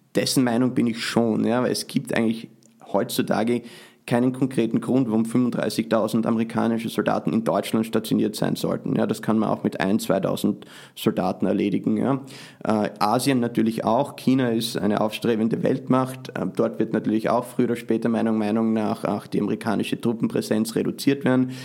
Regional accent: Austria; now in United States; trotzdem bin ich äh, natürlich Österreicher

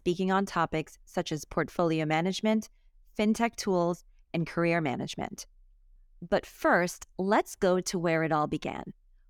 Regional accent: New York City, New York, United States; Growing up in New York City, I also know a thing or two about the squeegee man.

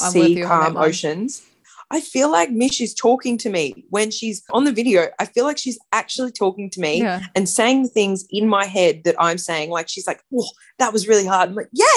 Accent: Brisbane, Queensland, Australia; now in Sydney, Australia; live in Sydney, but I grew up in Brisbane in Queensland

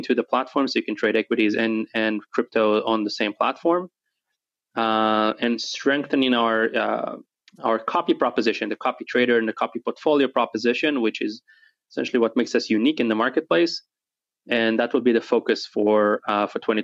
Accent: Israel; also born or lived in New Jersey; now in Dallas, United States; Originally, I'm from Israel

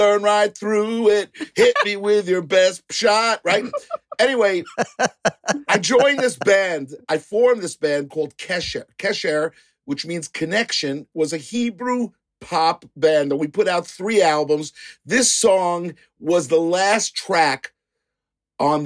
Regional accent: New York City, New York, United States; I grew up in Kew Gardens, Queens

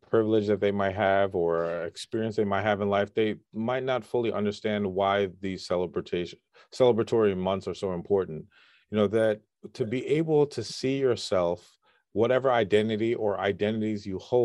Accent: United States; my family is all father, grandparents, mother, all from Jamaica, and I was born in the States.

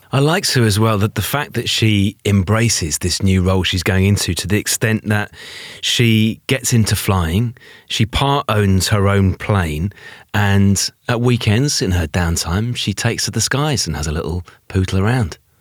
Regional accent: United Kingdom; even in the U K

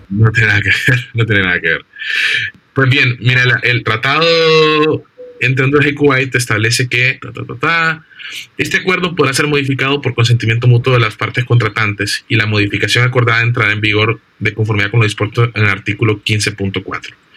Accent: Honduras; vos y yo somos hondureños por nacimiento, por tanto somos nacionales del Estado de Honduras

